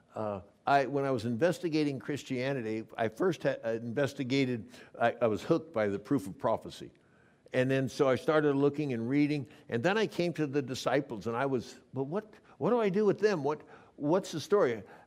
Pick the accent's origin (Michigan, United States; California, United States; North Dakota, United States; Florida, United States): California, United States; Coronado; that's my hometown. I went to high school there